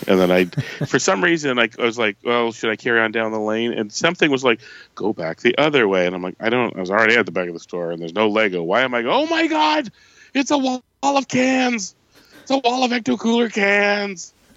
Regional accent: Canada; I'm a Canadian

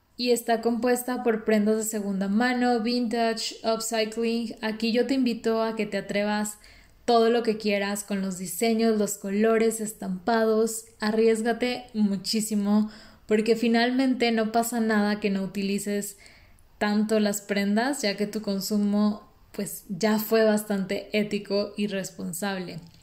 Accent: Mexico; no podemos quejarnos como mexicanos

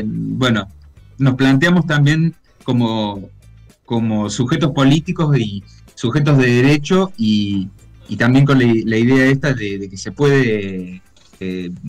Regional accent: Villa Carlos Paz, Córdoba, Argentina; eh, soy de Carlos Paz

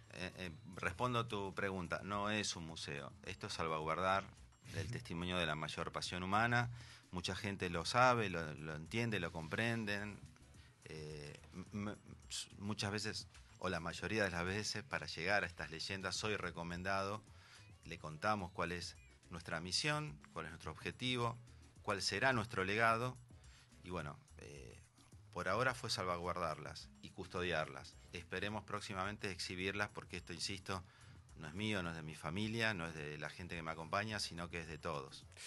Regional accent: Argentina

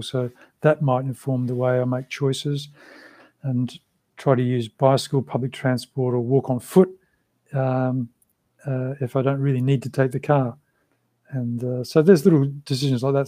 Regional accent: Australia; first language English; also born or lived in London; in Australia at that time when I was growing up

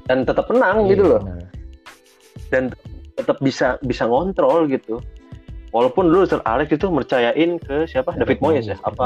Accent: Jakarta, Indonesia; born there; Gue lahir di Jakarta uh, dan gue emang suka dari zaman awalnya

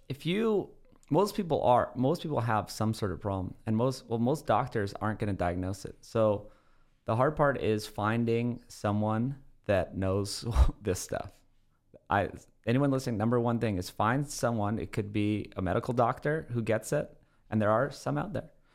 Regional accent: Oahu, Hawaii, United States; moved away; I grew up in Hawaii completely barefoot.

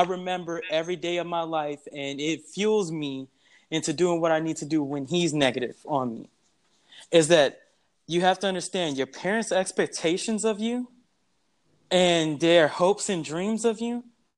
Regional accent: San Antonio, Texas, United States; Me, I'm actually from San Antonio, Texas, and I grew up in that place. And then also my family's from Louisiana.

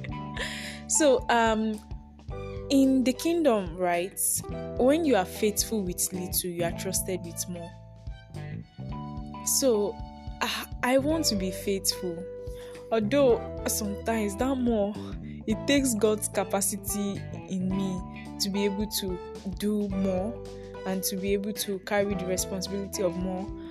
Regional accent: Nigeria; I am a Nigerian YouTuber, podcaster.

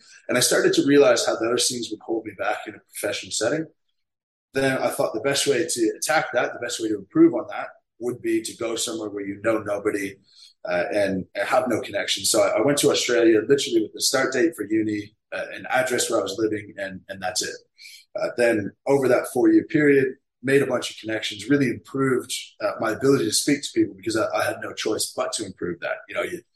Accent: Canada; I have a business here in my hometown

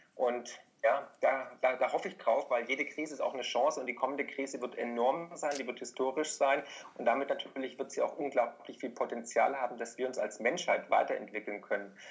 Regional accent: Swabia, Germany; als Schwabe

